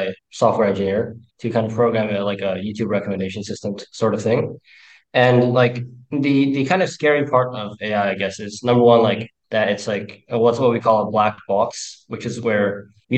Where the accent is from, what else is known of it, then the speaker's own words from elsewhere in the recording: Iran; from Iran.